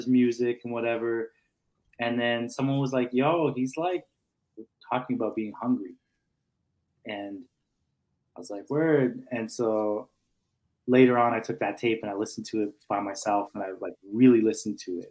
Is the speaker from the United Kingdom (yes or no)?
no; Calgary, Alberta, Canada; I'm from a community called Forest Lawn.